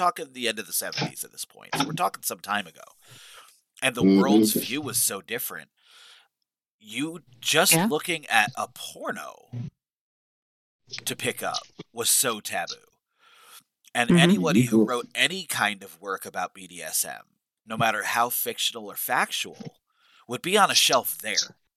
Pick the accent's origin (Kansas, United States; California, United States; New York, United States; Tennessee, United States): New York, United States; growing up in New York